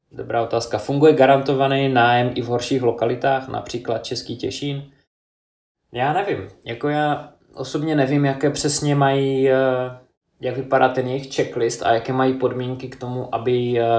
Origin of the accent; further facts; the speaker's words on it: United Kingdom; now in Czech Republic; Já jsem z Británie